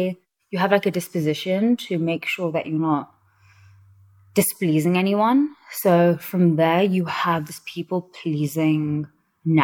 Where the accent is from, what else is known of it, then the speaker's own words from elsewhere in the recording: London, United Kingdom; moved away as an adult; also born or lived in New York; now in Mexico City, Mexico; I was born and raised in New York, and then I moved to London when I was young. I was about 9. And growing up in London and being from a minority community